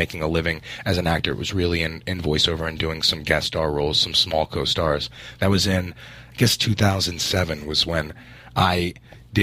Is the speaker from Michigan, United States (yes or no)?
no; New York, United States; I'm from New York, so okay, I did theater. I did theater growing up